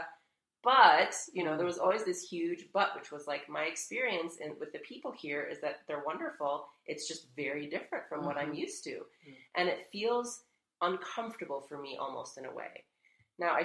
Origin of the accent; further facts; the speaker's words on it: United States; I was born here in the States